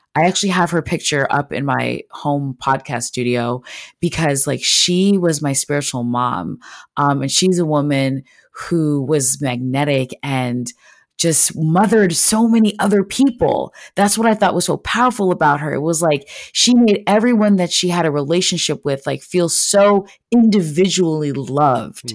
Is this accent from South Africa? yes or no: no; Montreal, Quebec, Canada; moved away as an adult; now in United States; I'm actually originally from Montreal, Quebec, which is, um, a city in Canada. Um, so I grew up speaking French and English